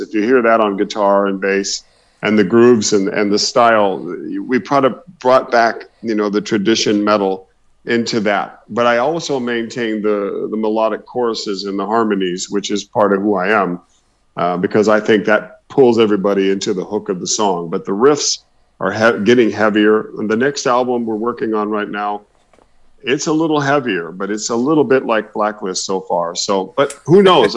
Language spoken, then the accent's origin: English; Oklahoma, United States; I originally come from Oklahoma